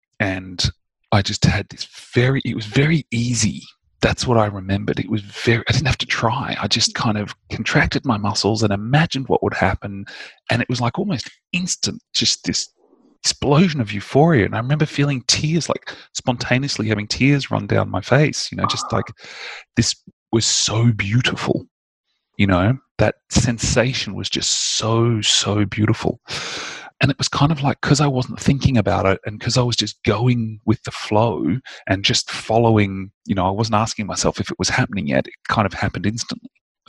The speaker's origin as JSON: {"language": "English", "country": "Indonesia", "tie": "born or raised there", "said": "I grew up in Indonesia, and there was a much stronger sense of mysticism and a much more mature understanding of the energetic realm."}